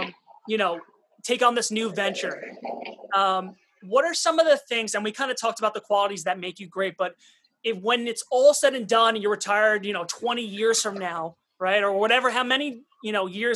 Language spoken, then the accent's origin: English; Long Island, New York, United States; growing up on Long Island